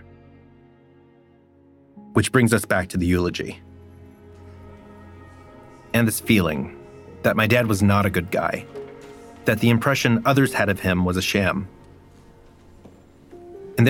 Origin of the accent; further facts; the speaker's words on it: Stockton, California, United States; now in Brooklyn, United States; the place where this all started, my hometown